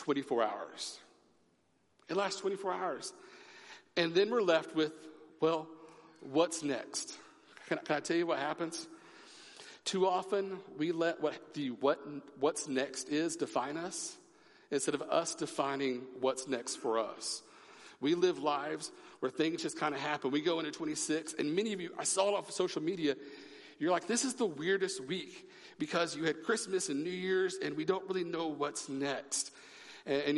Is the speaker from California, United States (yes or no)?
no; Oklahoma, United States; moved away; I'm from Oklahoma. I am a Sooner